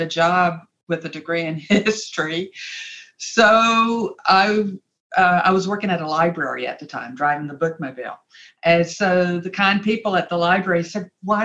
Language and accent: English; Rock Hill, South Carolina, United States; I grew up in Rock Hill, South Carolina. Graduated high school there